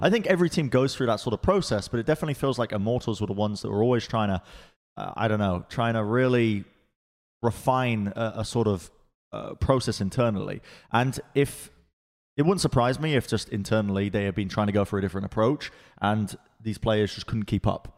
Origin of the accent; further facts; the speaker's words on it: England, United Kingdom; moved away as an adult; also born or lived in Los Angeles, United States; now in Texas, United States; I was I was raised in England